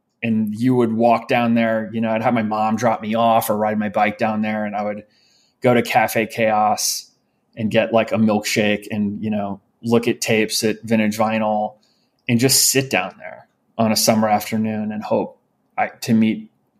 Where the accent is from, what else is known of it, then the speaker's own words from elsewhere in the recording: St. Louis, Missouri, United States; also born or lived in New York; I was born in New York, we lived in New York until I was around five, and we moved to St. Louis, Missouri, when I was five.